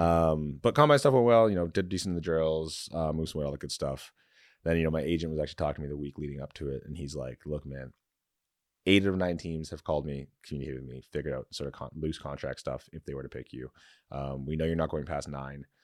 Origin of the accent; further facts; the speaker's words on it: London, Ontario, Canada; I was raised in London